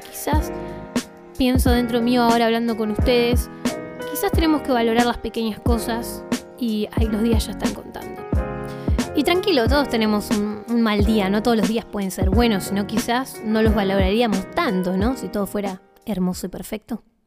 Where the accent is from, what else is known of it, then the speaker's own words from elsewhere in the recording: Bariloche, Río Negro, Argentina; soy de Bariloche